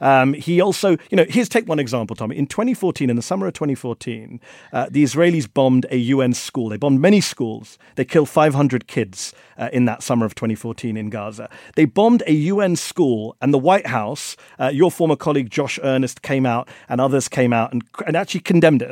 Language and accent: English; India; I'm from India